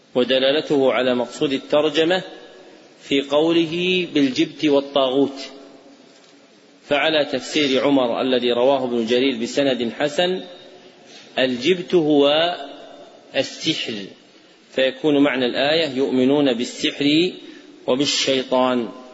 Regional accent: Saudi Arabia; عندنا في السعودية

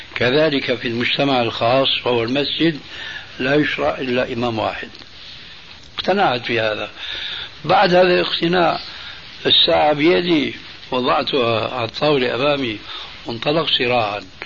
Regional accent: Damascus, Damascus Governorate, Syria; أنا ربيت في دمشق

